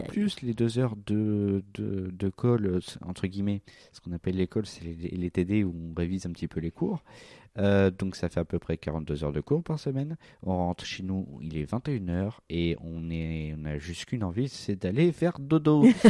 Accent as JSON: {"language": "French", "area": "Val-d'Oise", "region": "Île-de-France", "country": "France", "tie": "born or raised there", "said": "J'ai grandi dans le Val d'Oise."}